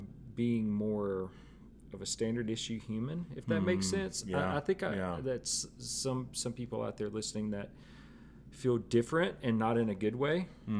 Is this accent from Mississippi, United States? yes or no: yes; Tupelo, Mississippi, United States; now in Nashville, United States; No, Tupelo.